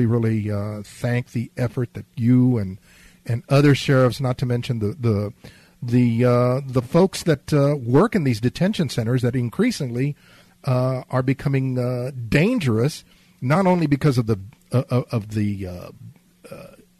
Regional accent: Laredo, Texas, United States; I was born in Laredo, Texas

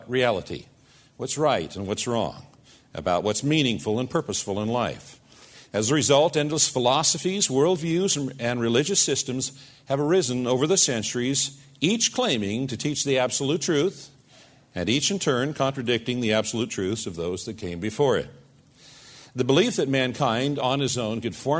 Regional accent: United States; us as American Christians

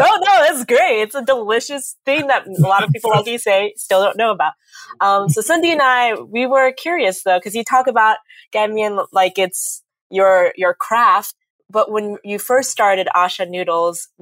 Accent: Illinois, United States; I grew up in Illinois

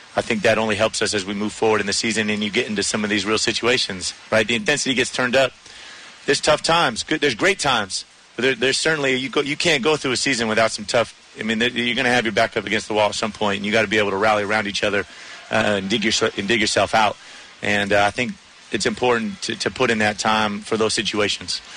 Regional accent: San Diego, California, United States; he and I growing up growing up in San Diego together.

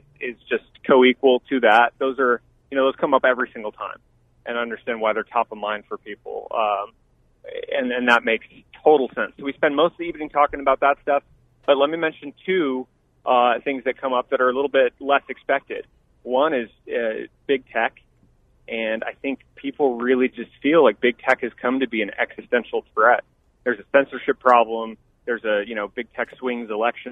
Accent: Tucson, Arizona, United States; moved away as an adult; also born or lived in Silicon Valley; I grew up in Tucson, where I live now, with my family.

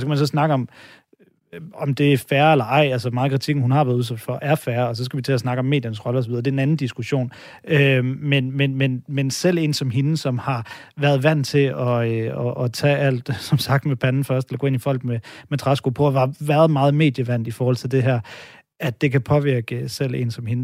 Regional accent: Denmark; hvid mand her, der er født og opvokset i Danmark

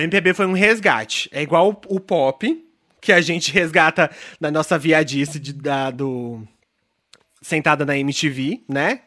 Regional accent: São Paulo, Brazil; eu sou uma pessoa criada. Eu, fui eu assim, eu nasci em São Paulo.

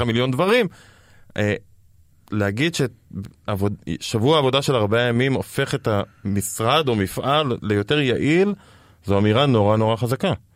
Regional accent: Israel

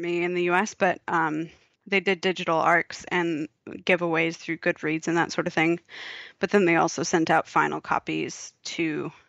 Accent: United States; moved away as an adult; now in Australia; If you can't tell from my accent, people, that's where I'm from

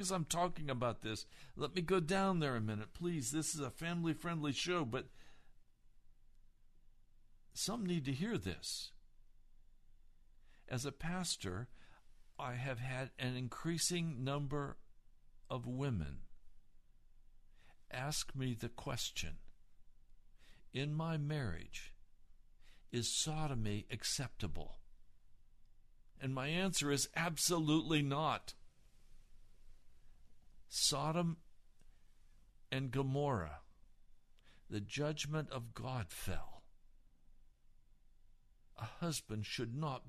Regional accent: Denver, Colorado, United States; I was born in Denver. I'm from Colorado

